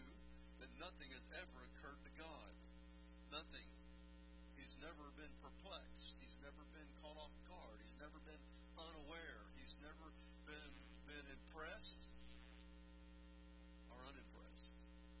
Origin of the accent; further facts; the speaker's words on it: United States; I'm an American